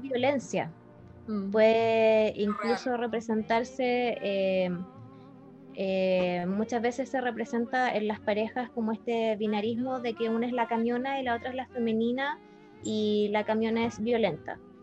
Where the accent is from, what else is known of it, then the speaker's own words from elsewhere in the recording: Chile; tengo mi identidad como chilena, Por vivir aquí